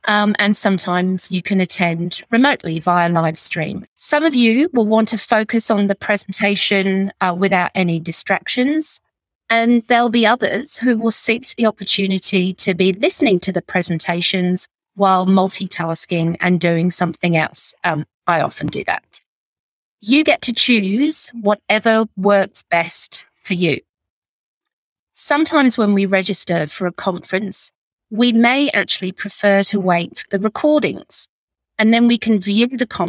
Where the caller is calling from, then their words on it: Sydney, New South Wales, Australia; I'm joining you from the Northern Beaches in Sydney on the lands of the Gadigal people.